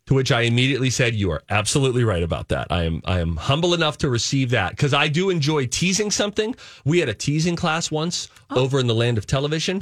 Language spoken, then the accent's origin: English; Springdale, Pennsylvania, United States; moved away; Sometimes I'll also will go back to my old hometown, Springdale, Pennsylvania